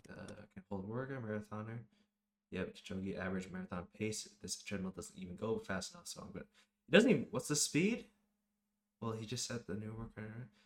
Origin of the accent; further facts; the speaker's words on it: Rochester, New York, United States; We've already said we're from Rochester.